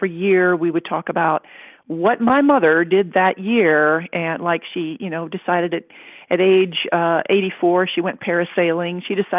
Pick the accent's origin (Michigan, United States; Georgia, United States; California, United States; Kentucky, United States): Kentucky, United States; also born or lived in India; I was born in India, the child of missionary parents. We lived there till I was 3. Then I grew up in Kentucky, where I learned to speak English instead of Cantonese all the time